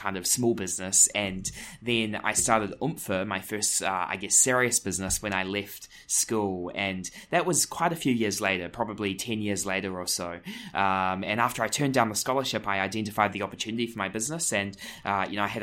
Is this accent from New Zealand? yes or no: yes; Greymouth, West Coast, New Zealand; moved away as an adult; also born or lived in Christchurch / Auckland / San Francisco; now in New York, United States; I grew up in Greymouth on the west coast of the South Island